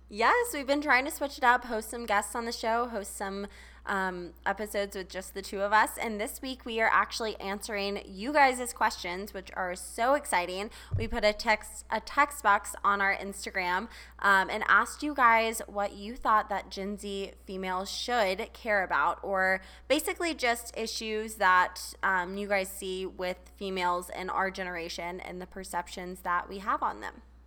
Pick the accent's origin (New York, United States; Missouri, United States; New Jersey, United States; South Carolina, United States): South Carolina, United States; Charleston; moved away; I grew up in Charleston